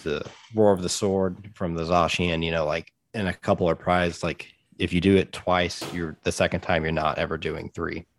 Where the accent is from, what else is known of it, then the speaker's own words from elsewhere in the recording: United States; part of being an American